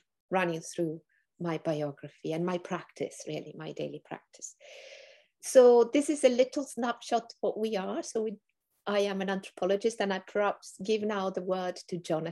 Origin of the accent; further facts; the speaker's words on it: northern Italy, Italy; accent: Italian; moved away as an adult; also born or lived in England / Turtle Island (Canada); now in Canada; I grew up in Northern Italy